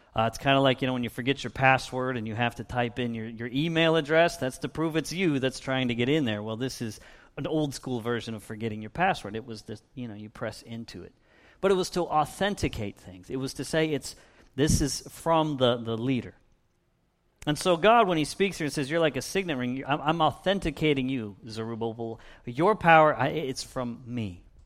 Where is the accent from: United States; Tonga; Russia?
United States; Erie, Pennsylvania; now in Little Rock, United States; I didn't choose to be born in, in Erie, Pennsylvania. I grew up just a couple of miles south of Lake Erie